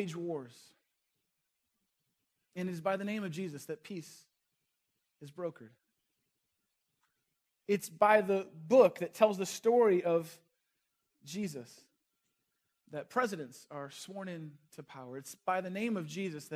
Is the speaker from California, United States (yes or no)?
yes; Northern California, United States; moved away; also born or lived in Chicago; I grew up in Northern California, just across the bridge from a city named San Francisco